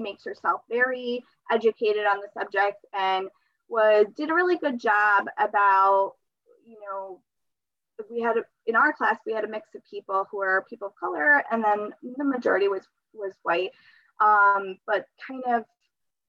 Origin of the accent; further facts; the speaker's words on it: Connecticut, United States; English is a second language; I was born in Connecticut.